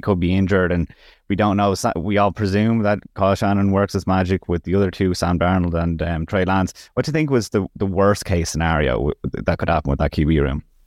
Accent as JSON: {"language": "English", "country": "Ireland", "said": "as Irish people, it's a growing sport over here"}